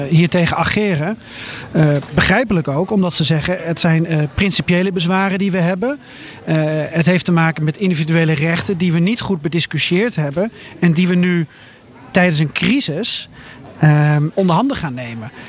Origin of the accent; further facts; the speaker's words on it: Netherlands; Eh, ik word overal erover aangesproken als Nederlander. Tot in de fastfoodketens in Salzburg eraan toe.